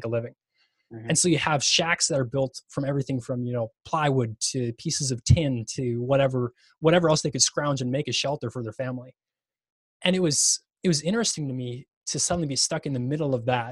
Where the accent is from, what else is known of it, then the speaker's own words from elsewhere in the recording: Minnesota, United States; growing up in Minnesota, you don't play much